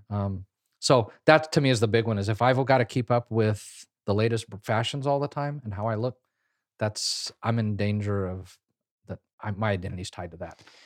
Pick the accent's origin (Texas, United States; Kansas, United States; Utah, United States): Kansas, United States; I grew up in Kansas